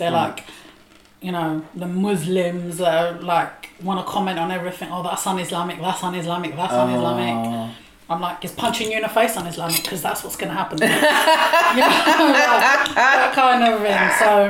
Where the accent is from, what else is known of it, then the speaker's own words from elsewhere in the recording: United Kingdom; heritage is Moroccan, so I find it difficult to explain that part of myself, but like, I'm Moroccan, but I'm also British.